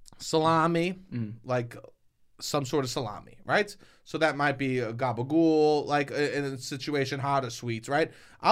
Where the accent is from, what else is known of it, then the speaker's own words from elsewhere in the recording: New York, United States; I'm from New York